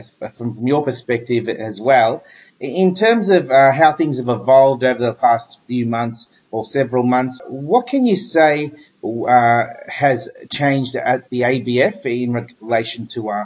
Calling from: Melbourne, Victoria, Australia; We're calling from Melbourne and you're in Canberra.

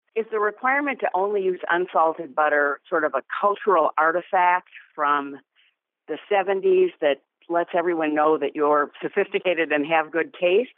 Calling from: North Oaks, Minnesota, United States; I'm calling from North Oaks, Minnesota

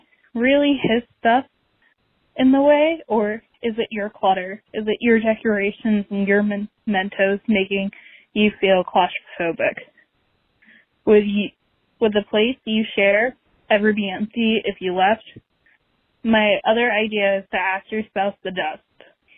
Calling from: Baltimore, Maryland, United States; from Baltimore.

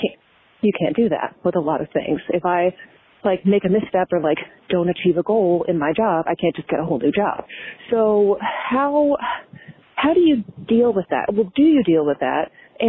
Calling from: Maryland, United States; I'm calling from Maryland

